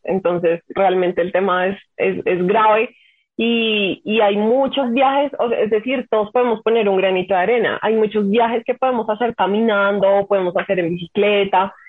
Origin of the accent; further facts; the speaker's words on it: Bogotá, Colombia; somos bogotanos